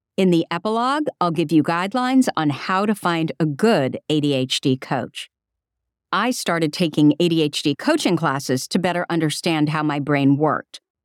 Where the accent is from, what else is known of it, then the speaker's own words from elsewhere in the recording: Burlingame, California, United States; my hometown, Burlingame, California